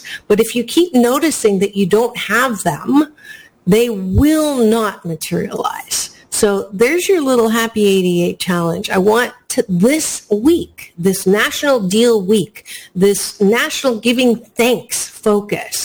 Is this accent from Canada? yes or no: yes; Canada; now in United States; Black Friday is not something that I grew up with because I was born in Canada